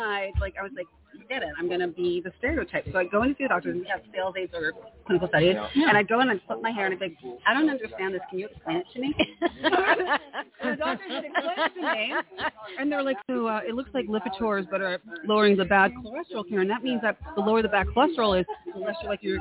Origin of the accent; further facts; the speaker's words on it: New York City, New York, United States; I grew up in Manhattan